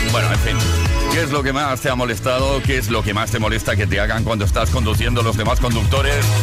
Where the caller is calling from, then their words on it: Madrid, Community of Madrid, Spain; de Madrid